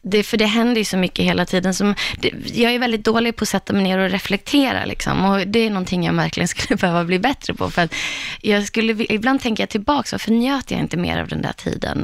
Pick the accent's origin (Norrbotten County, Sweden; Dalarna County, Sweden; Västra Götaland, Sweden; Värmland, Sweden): Dalarna County, Sweden; Borlänge; hemma i Borlänge